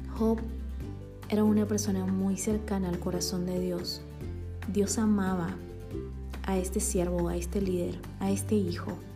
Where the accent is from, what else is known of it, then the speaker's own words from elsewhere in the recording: Bolivia; now in Guatemala; boliviana por amor y nacimiento y guatemalteca también por amor y residencia